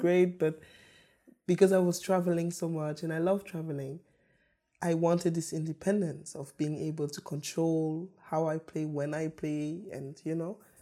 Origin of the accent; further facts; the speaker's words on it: Karlsruhe, Baden-Württemberg, Germany; also born or lived in Yaoundé, Cameroon; I grew up in Germany, in the south of Germany, in Karlsruhe